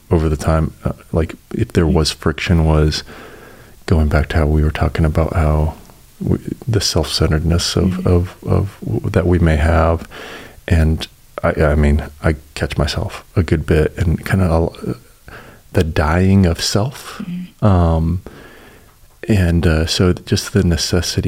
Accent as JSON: {"language": "English", "region": "Colorado", "country": "United States", "moved": "yes", "lives_now": "Chattanooga, United States", "said": "I'm from Colorado originally"}